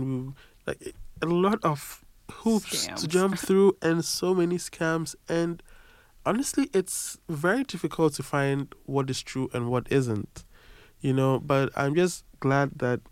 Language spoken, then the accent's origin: English; a town near Accra, Greater Accra, Ghana; moved away as an adult; now in Paris, France; I am from Ghana. I'm from a town in the armpit of Accra